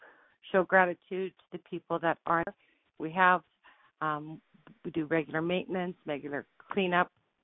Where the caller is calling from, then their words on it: Saskatoon, Saskatchewan, Canada